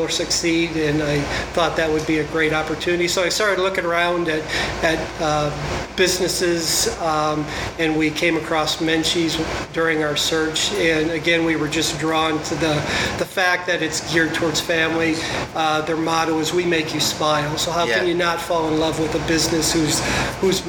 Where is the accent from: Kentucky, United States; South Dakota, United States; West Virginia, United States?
South Dakota, United States; moved away as an adult; now in Gilbert, United States; I'm born and raised in South Dakota